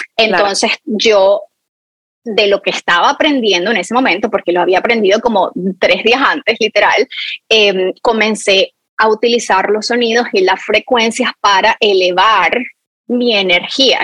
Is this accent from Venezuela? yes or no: yes; Venezuela; moved away; mi infancia cuando en Venezuela yo tenía uno de estos palos de lluvia